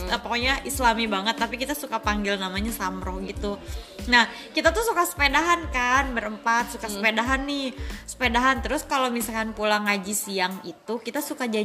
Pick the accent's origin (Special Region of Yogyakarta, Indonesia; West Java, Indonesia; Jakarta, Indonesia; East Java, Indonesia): West Java, Indonesia; Cianjur; kan keluarga kita teh ada pabrik kan kalau di daerah gue tuh daerah Cianjur orang tuanya rata-rata punya pabrik beras ya.